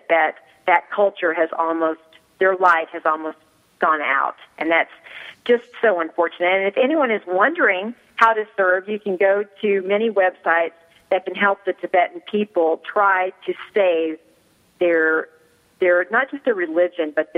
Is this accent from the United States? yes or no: yes; Austin, Texas, United States; moved away as an adult; also born or lived in New York, United States; now in El Paso, United States; I was born and raised in Austin, Texas